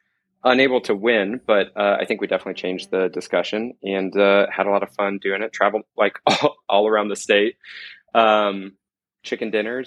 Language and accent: English; Indiana, United States; I grew up in Indiana